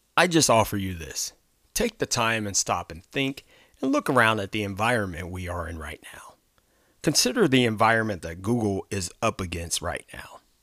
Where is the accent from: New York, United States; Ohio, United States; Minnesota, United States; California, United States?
Ohio, United States; my home state of Ohio